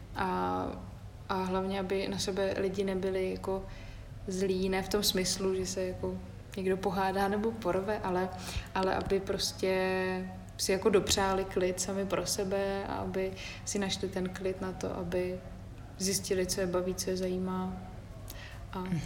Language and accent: Czech; Havlíčkův Brod area, Vysočina Region, Czechia; moved away; na Havlíčku Brodsku, tam odkud pocházím